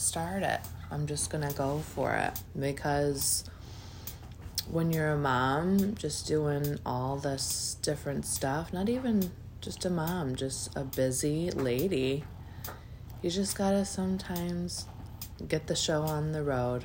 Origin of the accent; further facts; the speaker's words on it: Michigan, United States; also born or lived in Grand Rapids, Michigan; I'm also from Michigan, so was born in Grand Rapids, which is the west side of the state, and adopted by my lovely parents that live on the east side